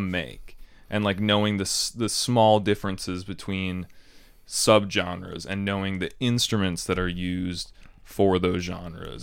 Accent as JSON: {"language": "English", "town": "Chicago", "region": "Illinois", "country": "United States", "said": "I'm from Chicago"}